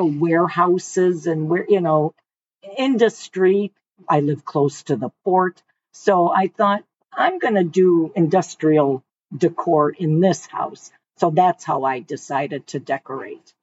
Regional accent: Detroit, Michigan, United States; moved away as an adult; also born or lived in Westland, Michigan / Florida; now in Savannah, United States; born in semi raised in Detroit. Then we moved to the west side uh, to a small town called Westland, right outside of Livonia.

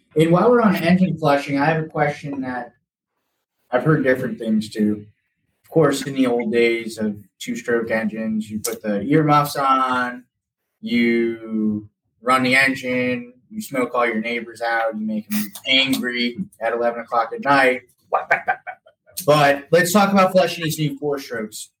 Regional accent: Florida, United States; we're from Florida, so we're a little bit tan in December

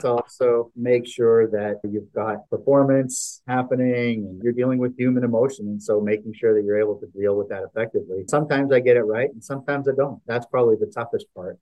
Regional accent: Canada; moved away as an adult; now in Dallas, United States; I'm a guy from Canada that came into the U.S. and started my career in Canada

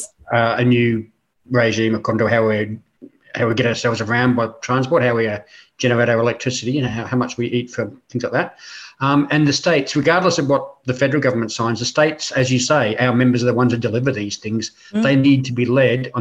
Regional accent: Queensland, Australia; now in New South Wales, Australia; I was raised in Queensland

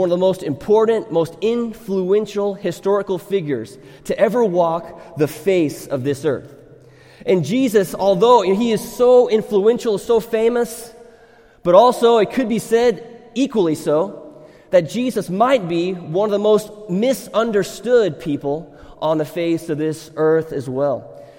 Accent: Thailand; when I grew up in Thailand as a missionary kid

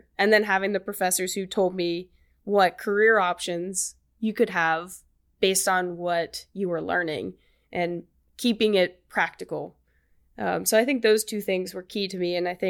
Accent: Birmingham, Alabama, United States

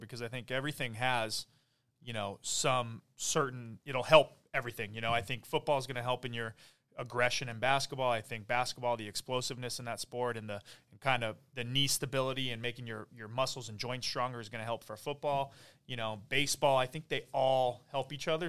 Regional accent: Oak Park, California, United States; also born or lived in Woodland Hills / San Diego; I grew up in Woodland Hills and, uh, kinda just back and forth Oak Park, the valley. So Um, I am from Oak Park

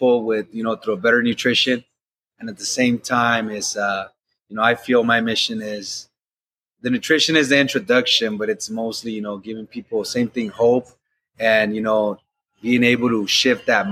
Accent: Los Angeles, California, United States; I grew up in South Central LA in Watts.

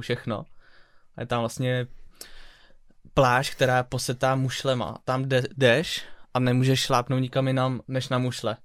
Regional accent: Czechia; já jsem prostě kousek od Německa, tam jsem vyrůstal

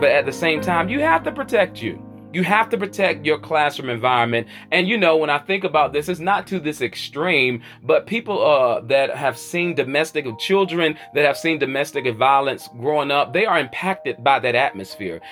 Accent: Charlotte, North Carolina, United States; where I'm hailing from the South, by way of the QC, the Queen City, Charlotte, North Carolina

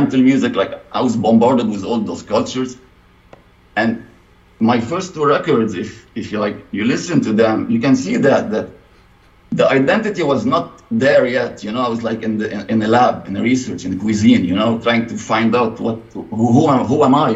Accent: Lebanon; moved away as an adult; now in United States; I was living in my home country, Lebanon, and I moved to the States 3 years ago.

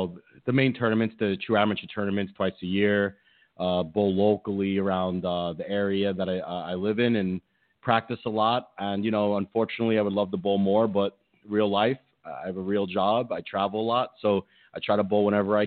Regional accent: New York City, New York, United States; I was born and raised in Brooklyn, New York

